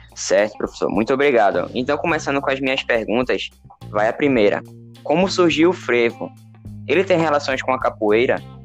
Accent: Northeast Region, Brazil; accent: Nordestino; a gente pensa, ou outras pessoas pensam que a gente tem um dialeto, né, nordestino, mas na verdade não, é um sotaque

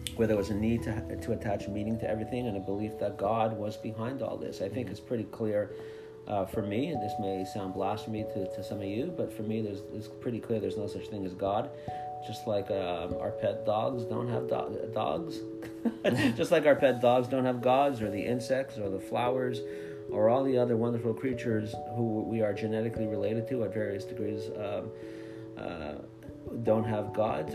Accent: Montreal, Quebec, Canada; I grew up in Montreal in a modern Orthodox environment.

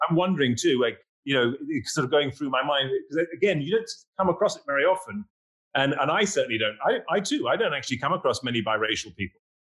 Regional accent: England, United Kingdom; accent: English; now in New York, United States

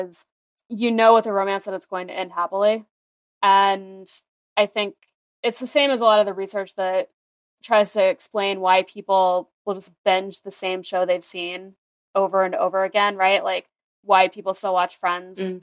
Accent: rural Iowa, United States; born or raised there

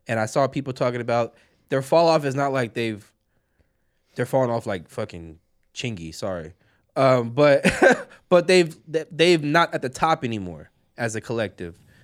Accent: California, United States; we're all from California

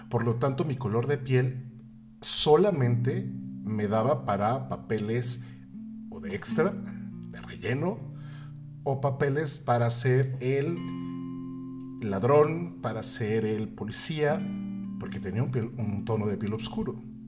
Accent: Mexico City, Mexico; Cuando regreso a mi ciudad natal, regreso a la Ciudad de México

